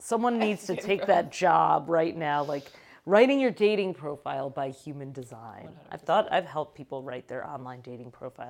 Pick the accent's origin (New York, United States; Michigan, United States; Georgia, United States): Michigan, United States; moved away; I came from Michigan.